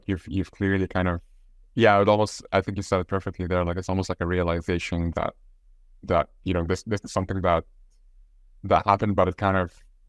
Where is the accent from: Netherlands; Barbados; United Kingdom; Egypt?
Egypt; moved away as an adult; now in Ireland; I'm from Egypt. I've recently gotten my Irish citizenship as well.